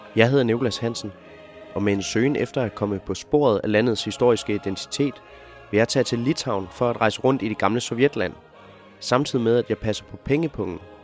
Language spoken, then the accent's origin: Danish; Denmark; hjemme i Danmark